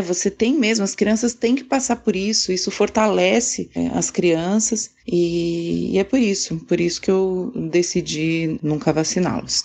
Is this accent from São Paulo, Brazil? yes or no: yes; Santos, São Paulo, Brazil; Eu sou de Santos, São Paulo.